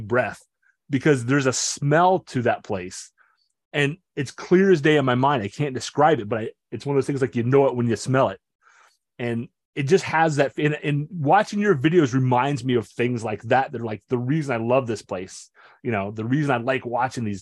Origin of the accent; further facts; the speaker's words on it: North Carolina, United States; Every kid, I growing up in North Carolina, every kid I knew played basketball